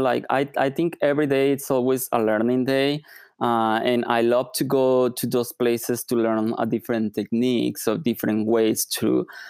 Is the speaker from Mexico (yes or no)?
yes; Mexico; I'm originally from Mexico, so the weather is beautiful.